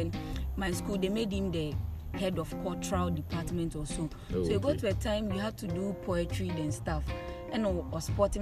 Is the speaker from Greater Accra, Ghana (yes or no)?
yes; Ashaiman, Greater Accra, Ghana; I grew up in Ashaiman. I still stay in Ashaiman.